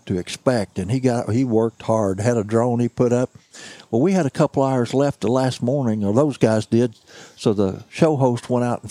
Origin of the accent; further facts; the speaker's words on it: Mississippi County, Missouri, United States; I was raised in Mississippi County, Missouri